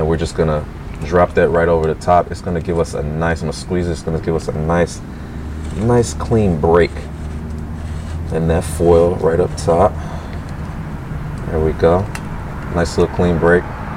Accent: St. Louis, Missouri, United States; I'm from St. Louis

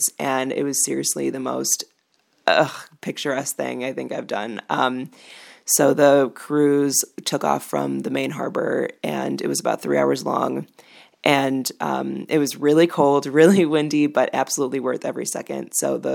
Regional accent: Chicago, Illinois, United States; I'm from Chicago

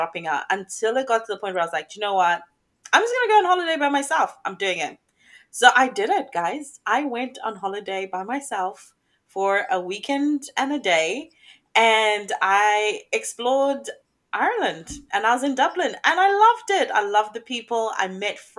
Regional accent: Zimbabwe; also born or lived in England / Australia; now in Papua New Guinea; I am from Zimbabwe, Africa

